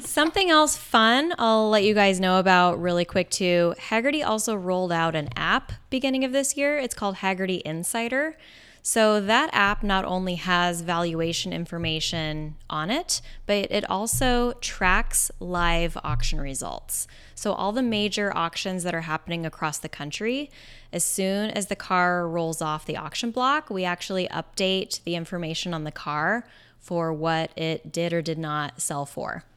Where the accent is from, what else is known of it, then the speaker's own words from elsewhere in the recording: Bellingham, Washington, United States; I grew up in Bellingham, Washington